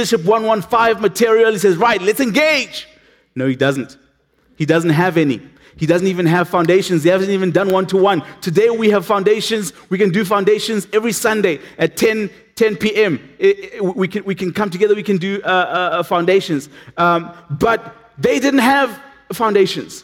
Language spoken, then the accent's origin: English; Matatiele, Eastern Cape, South Africa; moved away; I come from a little town called Matatiel.